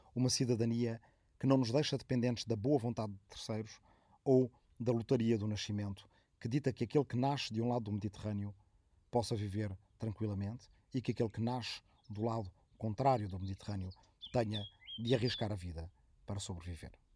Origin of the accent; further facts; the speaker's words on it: Arrifana, Santarém District, Portugal; moved away; minha aldeia de origem de Arrifana, no Ribatejo